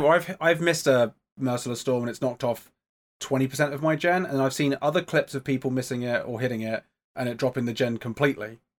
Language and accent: English; England, United Kingdom; I'm from England.